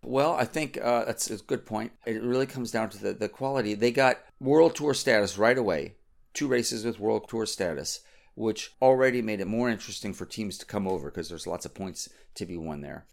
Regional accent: United States; I'm an American

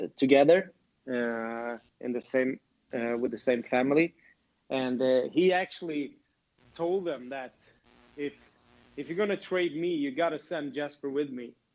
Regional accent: Sweden; born or raised there; moved away as an adult; also born or lived in Grand Rapids / Toledo

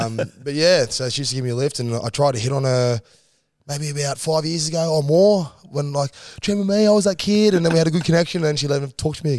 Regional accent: Maroubra, New South Wales, Australia; No, Maroubra. {S1} Oh, Maroubra. {S3} Yeah. Grew up around there, and my brother and my mum

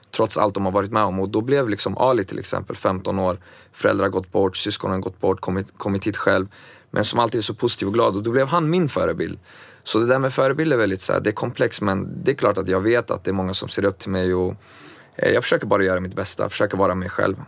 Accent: Örebro, Örebro County, Sweden; also born or lived in Baku, Azerbaijan; jag föddes faktiskt på vägen i forna Sovjet eh, som senare blev självständigt som Baku, Azerbajdzjan. Kom till Sverige när jag var två, eh, till Örebro

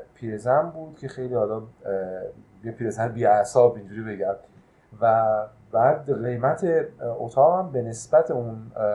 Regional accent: Iran; ما ایرانی هستیم

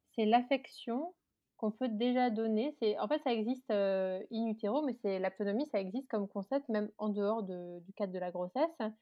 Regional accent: Alsace, Grand Est, France; moved away as an adult; now in Paris suburbs, France; j'habite en banlieue parisienne depuis 10 ans. je suis originaire d'Alsace

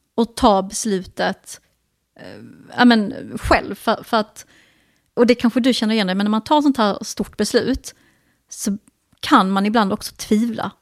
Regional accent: Sweden; Vi båda, eh, är liksom, vi är inte utlandsfödda, men vi har ju utländska föräldrar

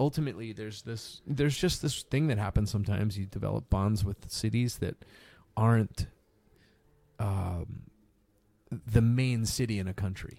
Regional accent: East Coast of the US, United States; moved away as an adult; now in California, United States; I'm from the East Coast of, of, of the U S

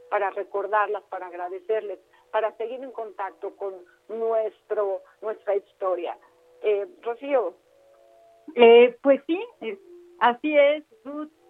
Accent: Mexico; para nosotros como mexicanos honramos con mucha intensidad a nuestras madres

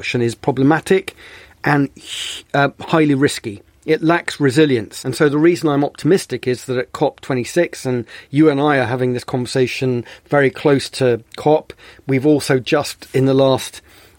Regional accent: Bristol, South West England, United Kingdom; also born or lived in Sicily; I grew up in Bristol

